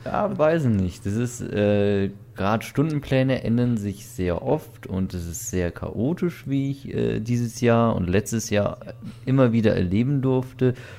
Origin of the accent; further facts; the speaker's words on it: Weiden in der Oberpfalz, Bavaria, Germany; bei uns in Weiden